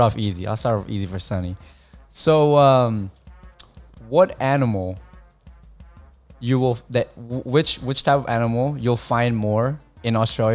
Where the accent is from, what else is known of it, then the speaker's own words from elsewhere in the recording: California, United States; because I'm Californian.